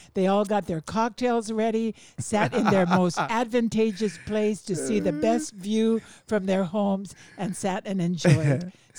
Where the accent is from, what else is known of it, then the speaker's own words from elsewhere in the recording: Oahu, Hawaii, United States; also born or lived in Hanalei, Kauai; I'm from Oahu, but I was fortunate enough to live and work on Kauai in beautiful Hanalei.